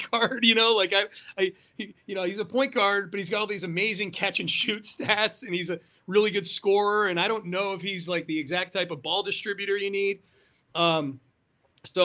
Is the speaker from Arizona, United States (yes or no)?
no; Connecticut, United States; now in Houston, United States; I grew up in Connecticut. So that's like, geographically, that's my background. I grew up in the Northeast